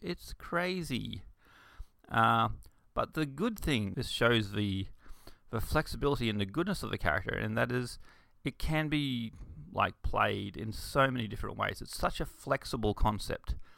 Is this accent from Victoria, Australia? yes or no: no; Bundaberg, Queensland, Australia; I grew up in Bundaberg, which is a small rural town in Queensland, Australia.